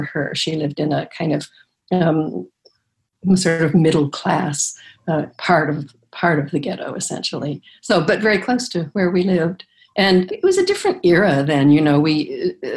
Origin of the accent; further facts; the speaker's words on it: Chicago, Illinois, United States; I grew up in Chicago, basically, in the south side of Chicago